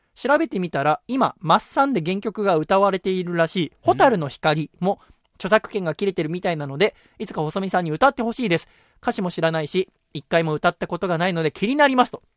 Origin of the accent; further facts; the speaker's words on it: Yokohama, Kanagawa, Japan; 僕はもう出身が横浜だから、はい、方言とか基本ないから